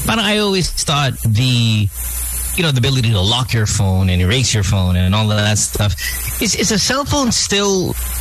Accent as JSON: {"language": "English", "region": "Central Luzon", "country": "Philippines", "tie": "born or raised there", "said": "Bulacan, my hometown, my home province"}